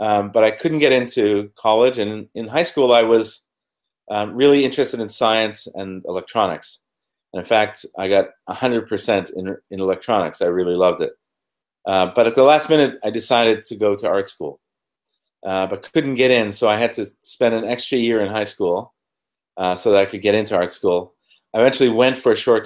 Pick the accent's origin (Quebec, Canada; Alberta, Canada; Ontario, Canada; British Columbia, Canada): Ontario, Canada; moved away as an adult; also born or lived in London; I was born in Canada, northern Canada, about 6 hours north of Toronto